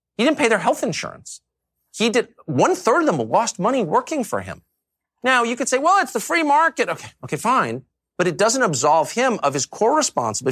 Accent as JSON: {"language": "English", "town": "San Diego", "region": "California", "country": "United States", "tie": "born or raised there", "also_born_or_lived": "Georgetown, Washington, D.C.", "moved": "yes", "said": "I grew up in La Jolla and Georgetown"}